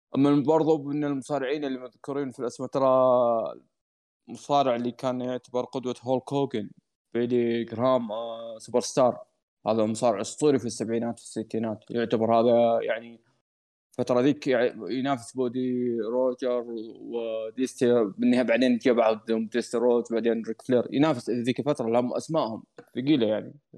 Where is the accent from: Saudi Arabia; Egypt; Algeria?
Saudi Arabia; بلدي السعوديه